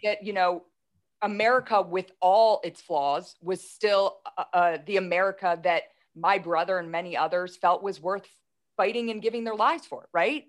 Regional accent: Philadelphia, Pennsylvania, United States; I'm from Philadelphia

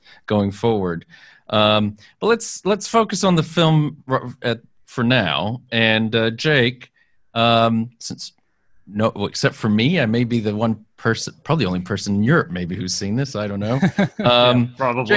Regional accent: Texas, United States; I grew up in Texas

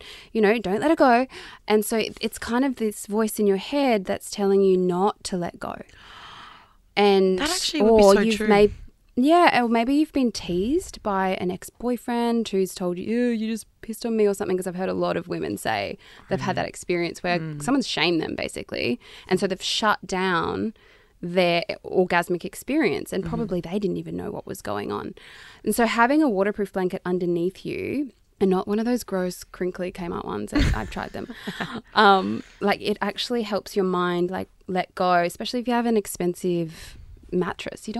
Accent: Toowoomba, Queensland, Australia; I'm from Queensland, like rural Queensland.

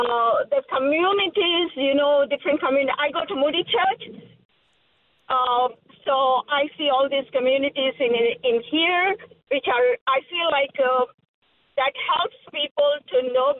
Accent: Hyderabad, Telangana, India; now in Chicago, United States; I'm from India, Hyderabad.

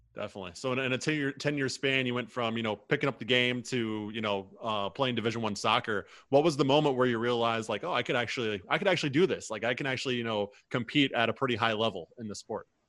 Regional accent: Midwest, United States; somebody who is born and raised in the Midwest

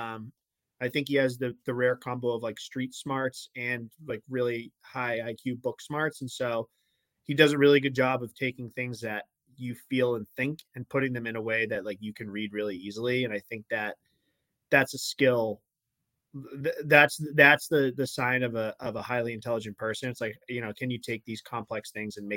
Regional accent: Massachusetts, United States; I'm from Mass

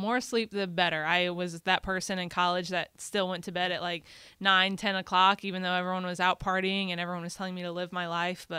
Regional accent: Dallas, Texas, United States; now in New Orleans, United States; I grew up in Dallas.

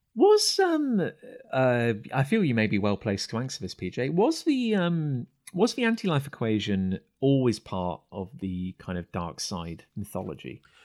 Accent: United Kingdom; being British and growing up in cider country

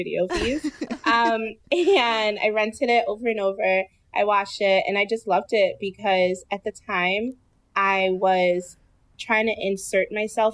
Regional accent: Detroit, Michigan, United States; I'm from Detroit

